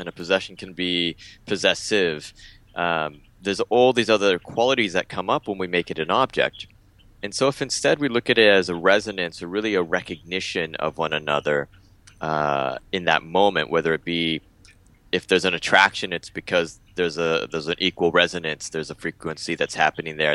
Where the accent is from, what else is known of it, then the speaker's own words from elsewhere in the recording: San Diego, California, United States; moved away as an adult; also born or lived in Mexico City, Mexico; now in Bali, Indonesia; I was born in Mexico City, and I moved when I was about 9 or 10 months old to the United States. Grew up in San Diego, California